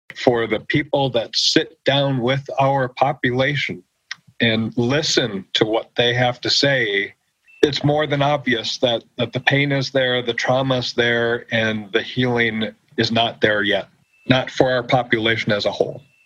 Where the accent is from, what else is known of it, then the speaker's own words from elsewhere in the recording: United States; moved away as an adult; grew up on the Oneida Reservation and growing up on the reservation